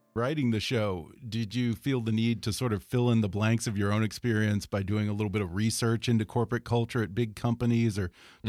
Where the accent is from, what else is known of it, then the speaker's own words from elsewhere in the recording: Houston, Texas, United States; I'm from Houston myself